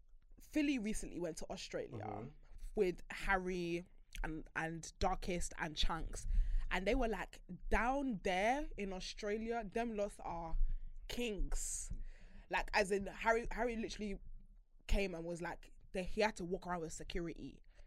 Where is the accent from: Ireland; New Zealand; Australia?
Ireland; In Ireland.